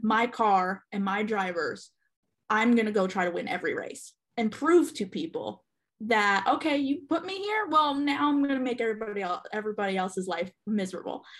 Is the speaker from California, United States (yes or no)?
no; central New Jersey, United States; moved away as an adult; also born or lived in Charlotte area, North Carolina; now in Charlotte, United States; I am originally from New Jersey, born and raised in uh, central New Jersey